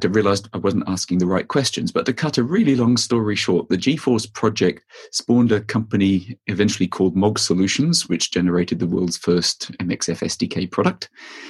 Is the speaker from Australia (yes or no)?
yes; Australia; moved away; also born or lived in France; I grew up in Australia